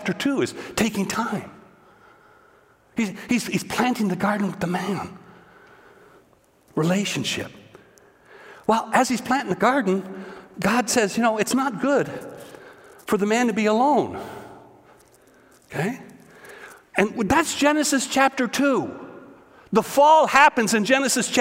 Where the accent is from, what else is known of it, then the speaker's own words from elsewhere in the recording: Eastern Ontario, Canada; Growing up in Eastern Ontario on a dairy farm